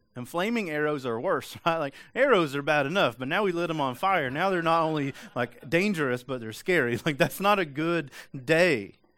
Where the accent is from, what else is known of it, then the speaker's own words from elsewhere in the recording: East Tennessee, United States; I'm from East Tennessee.